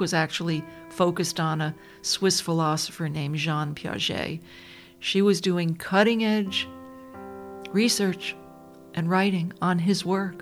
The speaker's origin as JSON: {"language": "English", "town": "Dobbs Ferry", "region": "New York", "country": "United States", "tie": "born or raised there", "said": "I was growing up outside of New York City in this beautiful suburb named Dobbs Ferry"}